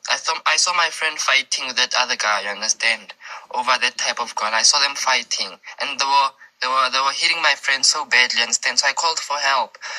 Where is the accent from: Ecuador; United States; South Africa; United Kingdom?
South Africa; I'm a boy from South Africa